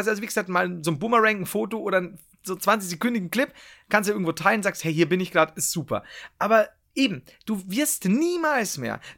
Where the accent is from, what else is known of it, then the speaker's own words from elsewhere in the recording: Bavaria, Germany; Nee, das stimmt, ich bin Franke.